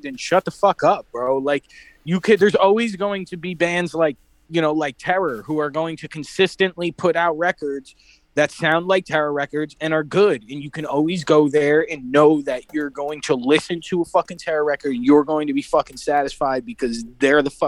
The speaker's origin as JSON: {"language": "English", "region": "New Jersey", "country": "United States", "said": "I'm from North Jersey."}